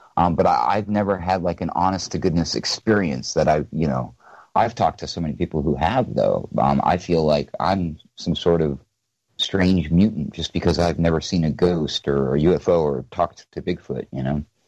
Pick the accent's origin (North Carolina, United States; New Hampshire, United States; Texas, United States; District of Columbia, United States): New Hampshire, United States; moved away; I'm originally from New Hampshire, so you know, and I was raised in the woods